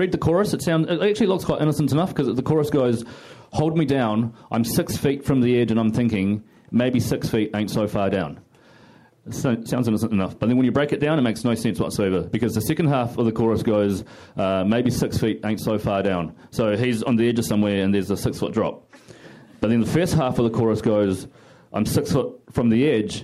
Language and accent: English; New Zealand; I'm actually from New Zealand